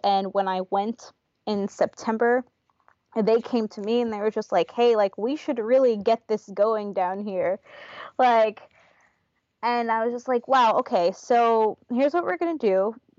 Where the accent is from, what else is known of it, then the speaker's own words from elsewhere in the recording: New York, United States; moved away as an adult; now in Portland, United States; I'm from New York.